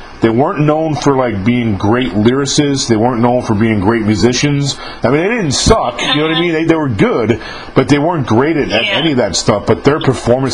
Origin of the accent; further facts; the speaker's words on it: New York, United States; when I was growing up in New York many years ago